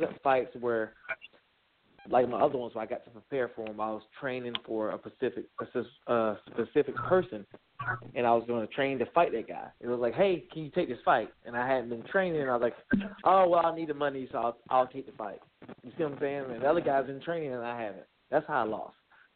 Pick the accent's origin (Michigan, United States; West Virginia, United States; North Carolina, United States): North Carolina, United States; Greenville; also born or lived in Washington County; My lineage, I'm from Greenville, North Carolina.